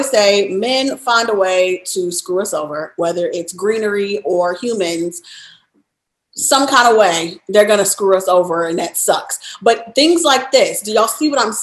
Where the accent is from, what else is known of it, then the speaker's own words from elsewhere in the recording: Chicago, Illinois, United States; moved away; also born or lived in Louisiana / Texas / New York; born and raised in Chicago, then lived in Louisiana, lived in Texas, lived in New York.